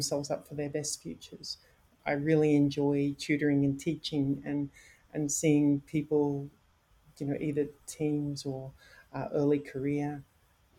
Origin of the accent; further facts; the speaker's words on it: Queensland, Australia; moved away; Queensland, Australia, where I'm from. I'm not from the Sunshine Coast myself